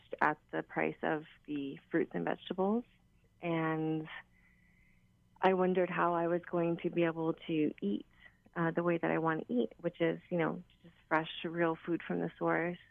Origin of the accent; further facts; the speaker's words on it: Honolulu, Hawaii, United States; growing up in Palolo